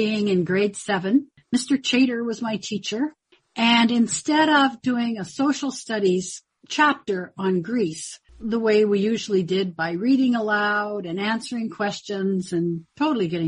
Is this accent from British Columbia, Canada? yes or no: yes; Victoria, British Columbia, Canada; also born or lived in Comox, Canada / Hornby Island, Canada / Prince George, Canada / Mackenzie, Canada; when I was young, we moved to Victoria. I had the privilege of growing up here